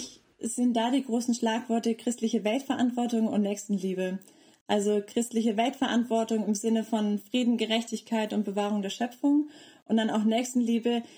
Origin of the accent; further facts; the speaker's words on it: North Frisia, Schleswig-Holstein, Germany; moved away as an adult; also born or lived in Tanzania / Bayreuth; now in Leipzig, Germany; ich komme aus Nordfriesland